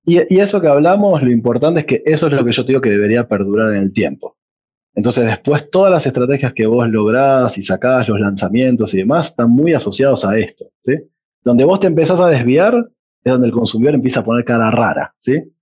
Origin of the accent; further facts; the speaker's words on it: Argentina; moved away as an adult; now in Colombia; para un argentino